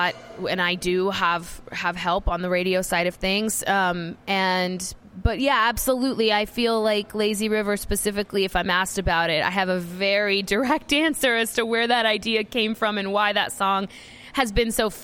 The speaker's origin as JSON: {"language": "English", "region": "Georgia", "country": "United States", "tie": "born or raised there", "moved": "yes", "lives_now": "Nashville, United States", "said": "I grew up in Georgia."}